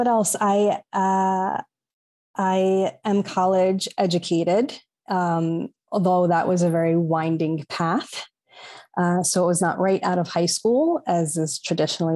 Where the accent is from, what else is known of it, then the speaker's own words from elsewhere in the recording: New York, United States; also born or lived in Long Island; So I'm a Latina, New Yorican. So I'm of Puerto Rican heritage, but born in New York